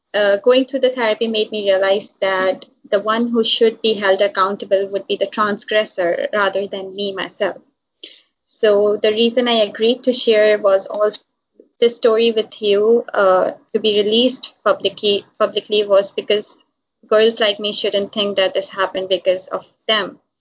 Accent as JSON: {"language": "English", "town": "Hyderabad", "region": "Sindh", "country": "Pakistan", "tie": "born or raised there", "moved": "as an adult", "lives_now": "Karachi, Pakistan", "said": "I'm from Hyderabad, and then we moved to the cosmopolitan city of Karachi"}